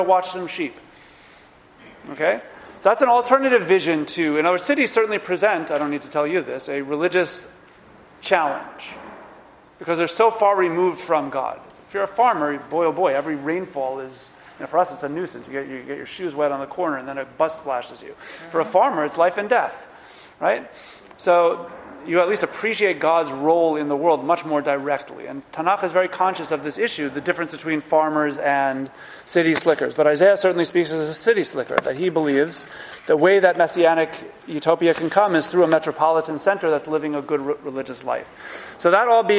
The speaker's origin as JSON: {"language": "English", "region": "New York", "country": "United States", "said": "as a New Yorker"}